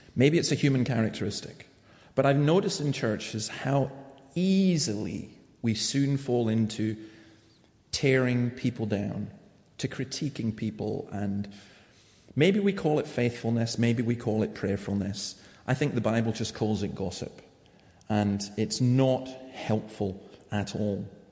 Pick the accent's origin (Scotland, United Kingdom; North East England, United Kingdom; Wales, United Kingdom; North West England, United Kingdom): Scotland, United Kingdom; I'm saying that as a Scot.